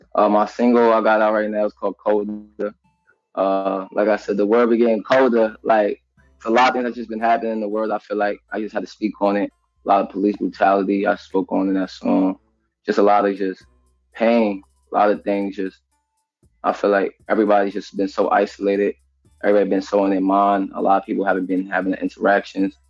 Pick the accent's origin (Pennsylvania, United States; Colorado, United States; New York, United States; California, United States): New York, United States; New York City; I'm from Queens, Jamaica, Queens, Southside